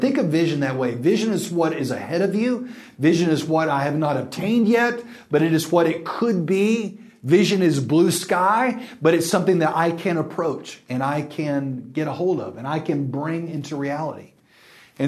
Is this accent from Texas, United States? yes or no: yes; West Texas, United States; now in Dallas, United States; I'm from West Texas